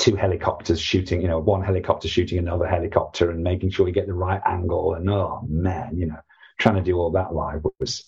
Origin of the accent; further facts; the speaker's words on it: United Kingdom; as a Brit